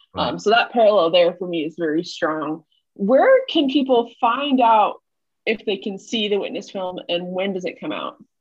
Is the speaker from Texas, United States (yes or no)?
no; Massachusetts, United States; I'm from Massachusetts